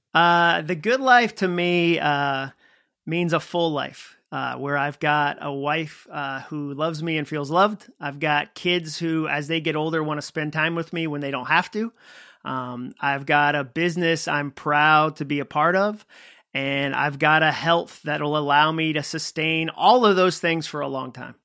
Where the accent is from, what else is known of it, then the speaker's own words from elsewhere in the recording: Massachusetts, United States; moved away as an adult; also born or lived in Birmingham, Alabama; I grew up in Massachusetts